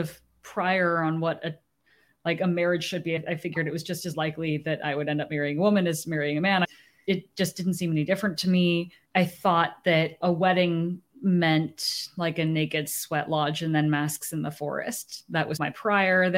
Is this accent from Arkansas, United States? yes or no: no; San Francisco Bay Area, California, United States; also born or lived in Japan; I was born in Japan. That's right. Made in Japan. And they moved back to the United States after my first birthday, where they returned to the Bay Area, where both of them grew up